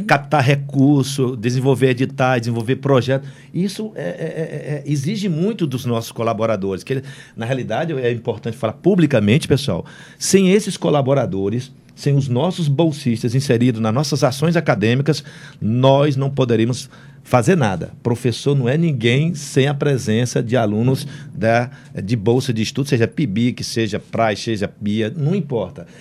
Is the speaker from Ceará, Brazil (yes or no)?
yes; Senador Pompeu, Ceará, Brazil; eu sou do interior do estado do Ceará, sou de senador Pompeu